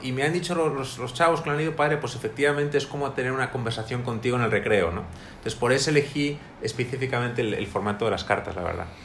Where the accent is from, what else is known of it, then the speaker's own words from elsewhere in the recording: Madrid, Community of Madrid, Spain; moved away as an adult; now in Monterrey, Mexico; soy de Madrid, España